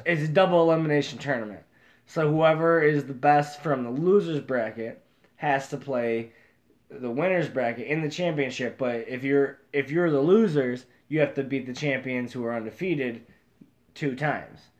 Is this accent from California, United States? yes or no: no; Central New York, United States; we're from Central New York